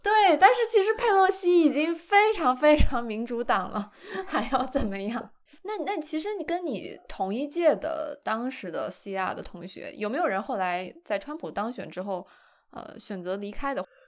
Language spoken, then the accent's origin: Chinese; China; 我作为一个中国人